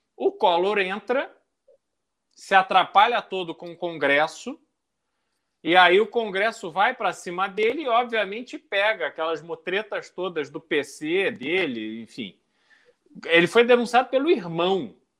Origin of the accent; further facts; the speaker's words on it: Rio de Janeiro, Brazil; moved away; also born or lived in Caçador, Santa Catarina; no Rio de Janeiro, que eu, enfim, cresci no Rio, depois voltei